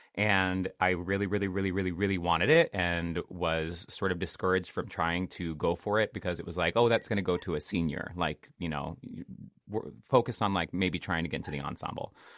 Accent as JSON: {"language": "English", "area": "Seattle area", "region": "Washington", "country": "United States", "tie": "born or raised there", "moved": "yes", "said": "I'm from the Seattle area. Um, I'm not from Seattle proper. Like I always say, I am from the middle of absolutely nowhere. I grew up in the middle of the woods"}